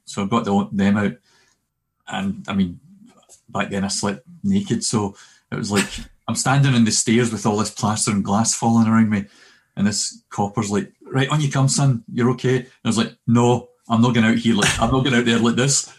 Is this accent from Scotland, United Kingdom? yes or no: yes; Glasgow, Scotland, United Kingdom; also born or lived in Cumbernauld; we moved we moved from Glasgow to Cumbernauld when in 1975